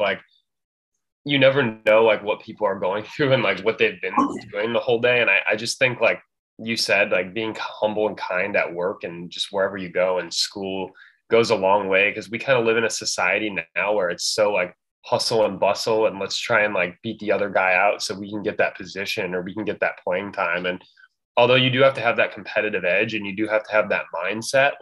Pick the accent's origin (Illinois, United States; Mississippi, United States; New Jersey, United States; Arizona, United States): Illinois, United States; I'm from Illinois. I'm from a suburb.